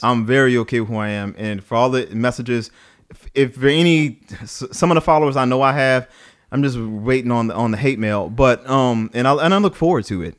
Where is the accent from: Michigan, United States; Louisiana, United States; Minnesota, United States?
Louisiana, United States; New Orleans; I grew up in New Orleans